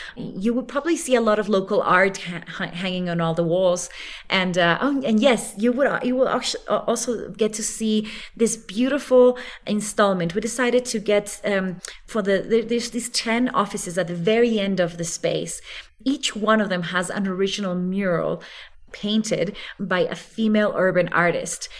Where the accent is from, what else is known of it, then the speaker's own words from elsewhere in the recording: Ecuador; moved away as an adult; also born or lived in Geneva, Switzerland; now in Quito, Ecuador; to move out of Switzerland back to Ecuador, which is my home country